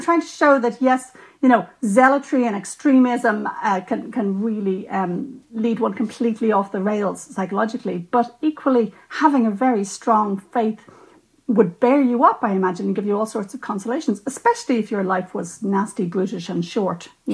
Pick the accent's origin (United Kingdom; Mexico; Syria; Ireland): Ireland; as an Irish writer and a lapsed Catholic, you know, I'm aware that I grew up in a tradition